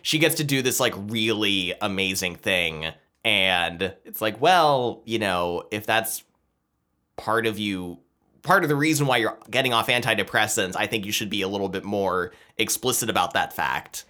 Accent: United States; we're American

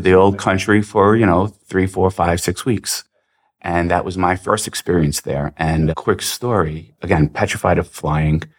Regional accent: New York City, New York, United States; I actually grew up in Queens, New York, but my family is from Serbia.

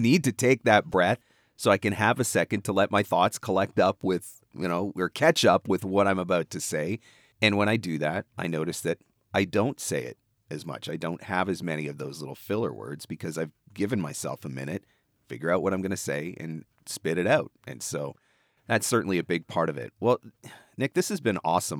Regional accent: Canada; you're from Canada

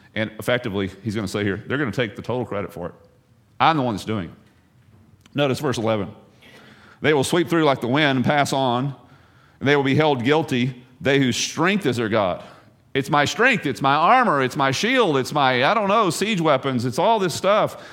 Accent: the South, United States; moved away; I'm from the South

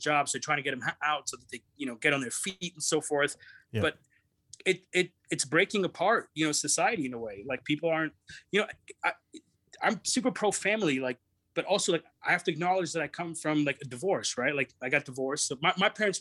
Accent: Brampton, Ontario, Canada; I grew up around a lot of Indian people, even though I'm Pakistani, but the community that I live in is a lot of Indian people in this little suburb of Toronto called Brampton that I live

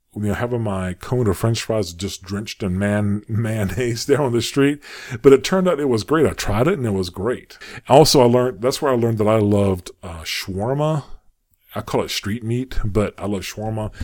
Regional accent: United States; also born or lived in Saudi Arabia; I'm an American

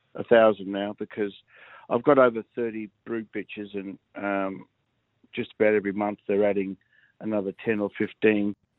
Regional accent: Adelaide, South Australia, Australia; it's my hometown

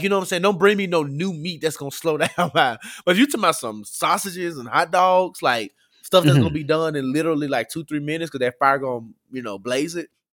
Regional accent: Memphis, Tennessee, United States; I grew up in Memphis

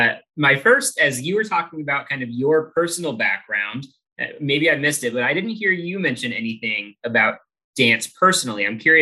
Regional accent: Miami Valley, Ohio, United States; growing up in the Miami Valley

